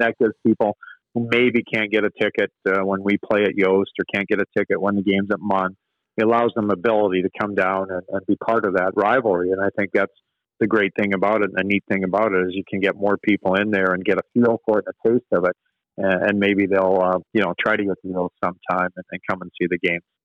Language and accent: English; Manitoba, Canada; I grew up in Manitoba